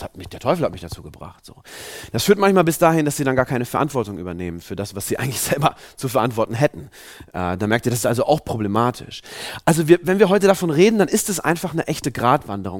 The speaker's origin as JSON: {"language": "German", "country": "Germany", "said": "wir Deutschen sind ja ein sehr, ja, ein sehr rationales Volk"}